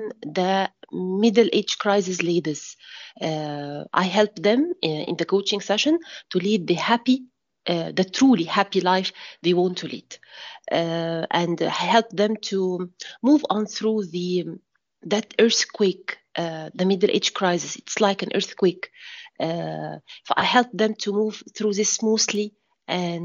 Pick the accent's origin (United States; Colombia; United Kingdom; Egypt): Egypt; from Egypt